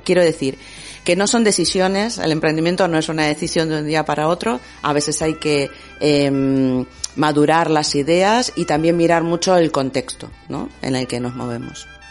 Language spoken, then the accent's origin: Spanish; Argentina; moved away as an adult; now in Bilbao, Spain; yo hace 18 años que vivo en Bilbao. Y, eh, y, prácticamente desde que llegué, yo soy argentina